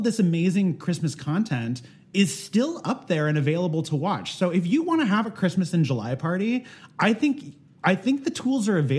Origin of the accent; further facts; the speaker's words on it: Philippines; Look, I can't compete on an authenticity level just because, girl, I'm Filipino, okay?